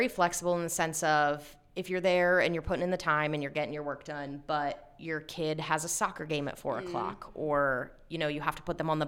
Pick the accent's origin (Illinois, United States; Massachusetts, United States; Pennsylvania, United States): Pennsylvania, United States; Lancaster; also born or lived in Shippensburg, Pennsylvania; I was born and raised in Lancaster, went to Hempfield, went to Shippensburg, which is only about an hour and 20 minutes up the road, and then came right back